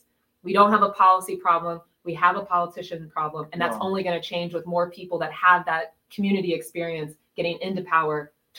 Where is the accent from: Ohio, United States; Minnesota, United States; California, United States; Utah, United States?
Ohio, United States; Columbus; I am from Columbus.